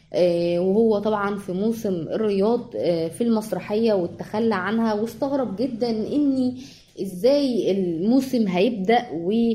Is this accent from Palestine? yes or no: no; Egypt; إحنا شعب مصري أصيل